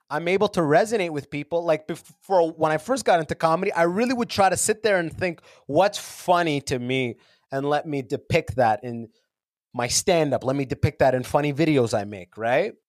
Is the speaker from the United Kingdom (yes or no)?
no; London, Ontario, Canada; also born or lived in Sudan / United States; now in Toronto, Canada; I grew up in London, Ontario